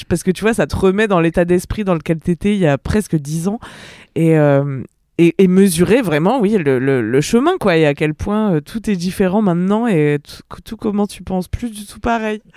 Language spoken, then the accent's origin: French; Ardèche, Auvergne-Rhône-Alpes, France; moved away; also born or lived in Bayonne / Paris region; je suis d'Ardèche